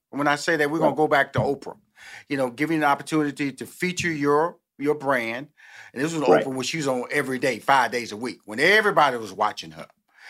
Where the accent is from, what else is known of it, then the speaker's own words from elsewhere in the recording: Houston, Texas, United States; I know I was born and raised in Houston. The food in Houston, man, is a beast, dude.